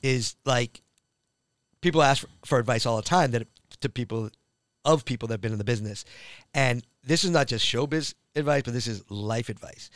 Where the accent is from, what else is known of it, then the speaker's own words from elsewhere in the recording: Framingham, Massachusetts, United States; moved away as an adult; I grew up in that town, Framingham